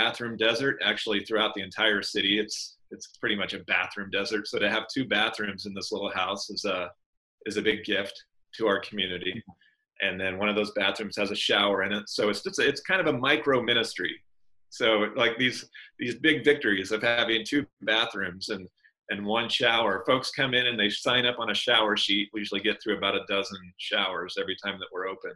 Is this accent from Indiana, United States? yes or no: yes; South Central Indiana, United States; moved away as an adult; also born or lived in Huntington, Indiana; now in Denver, United States; I'm from Indiana, from South Central Indiana, and went to Huntington College like you did. And my wife and I moved out here to Denver 17 years ago